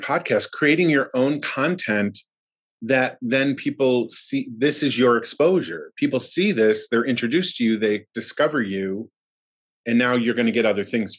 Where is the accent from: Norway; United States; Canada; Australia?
United States; Buffalo, New York; also born or lived in Florida; now in Los Angeles, United States; So I started in Buffalo. We're originally from Buffalo, moved down to Florida. I went to New York, moved back down, and then came to LA.